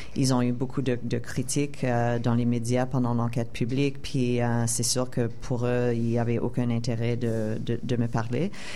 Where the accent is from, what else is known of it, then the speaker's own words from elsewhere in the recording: Montreal, Quebec, Canada; moved away as an adult; also born or lived in United States; je suis québécoise et je suis aussi canadienne